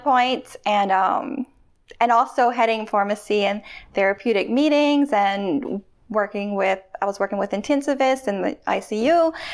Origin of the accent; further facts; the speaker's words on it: Louisiana, United States; I'm from Louisiana